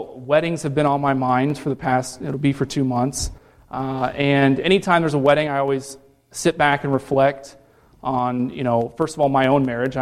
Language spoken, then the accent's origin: English; Cincinnati, Ohio, United States; also born or lived in Columbus, Ohio; I grew up in Cincinnati, born and raised there, and then I moved up to Columbus for college